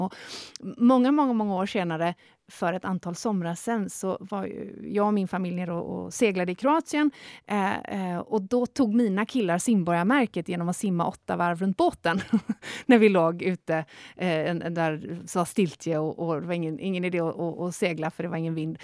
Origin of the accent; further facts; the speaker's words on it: north of Gothenburg, between Kungälv and Stenungsund, Västra Götaland, Sweden; also born or lived in Tjörn; Där jag är född och uppvuxen eh, eh, norr om, om Göteborg, eh, mellan Kungälv och Stenungsund vid havet ut där